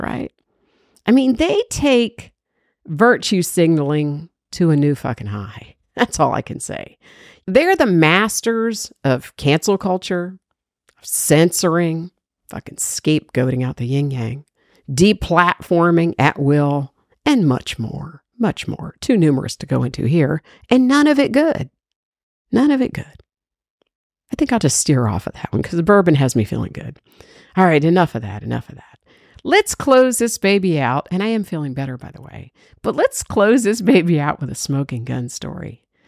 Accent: Georgia, United States; everybody knows I'm from Georgia

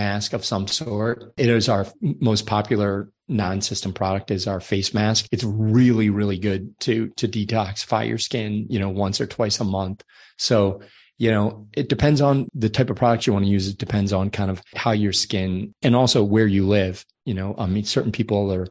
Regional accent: Ireland; I'm from Ireland, so my skin is very fair

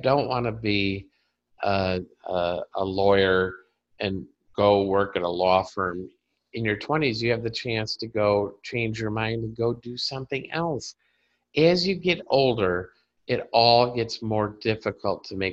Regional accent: Carpentersville, Illinois, United States; moved away; also born or lived in Dundee, Illinois; my hometown of Carpentersville and Dundee, Illinois

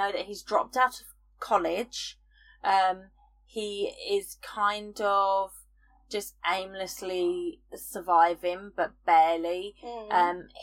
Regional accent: United Kingdom; I'm British

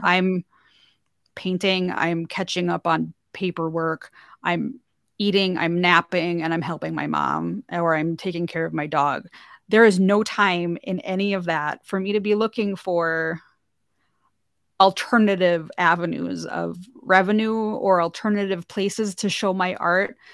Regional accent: North Dakota, United States; moved away as an adult; I'm from North Dakota originally. That's where I live now.

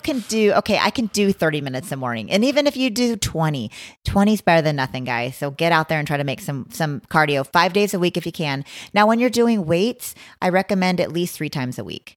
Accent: Blue River, Oregon, United States; moved away; I'm from a little town called Blue River, Oregon

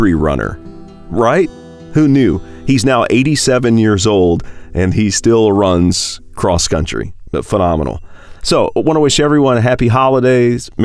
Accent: Tennessee, United States; I'm from Tennessee

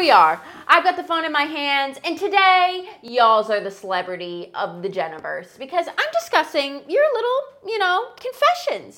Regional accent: rural Midwest, United States; I am not from the South. I am from the rural Midwest.

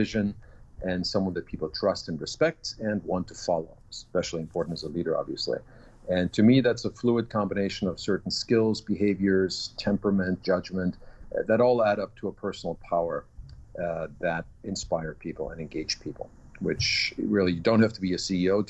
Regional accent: Augsburg, Bavaria, Germany; English is a second language; moved away as an adult; also born or lived in Vienna, Austria / Washington, D.C., United States / Denver, United States; now in New York, United States; my hometown is Augsburg, which is outside of Munich

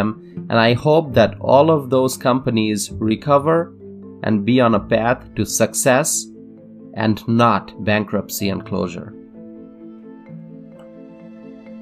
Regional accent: United States; I am an American

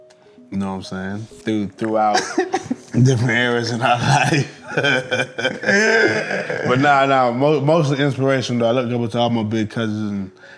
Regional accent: Riverview, Florida, United States; also born or lived in Hartford, Connecticut / Tampa, Florida; I was born in Hartford, Connecticut, but I'm from Tampa, Florida, but really Riverview, Florida. Living in Wamama.

